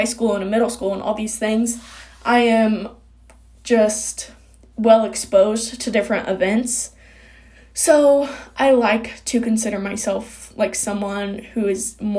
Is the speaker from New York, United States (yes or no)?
no; Kokomo, Indiana, United States; I'm from Kokomo, Indiana.